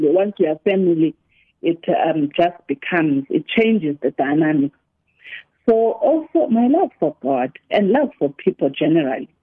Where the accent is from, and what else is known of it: South Africa